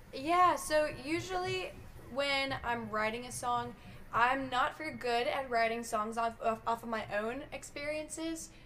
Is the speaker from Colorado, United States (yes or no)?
yes; Colorado, United States; now in Nashville, United States; growing up in Colorado